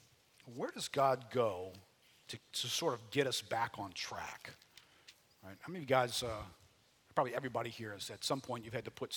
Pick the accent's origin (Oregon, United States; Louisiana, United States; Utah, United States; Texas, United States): Louisiana, United States; New Orleans; I grew up here in New Orleans, got saved in 1979